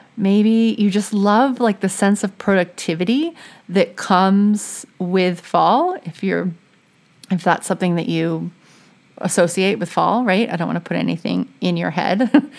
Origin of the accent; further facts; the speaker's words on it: Louisiana, United States; now in New England, United States; I'm from Louisiana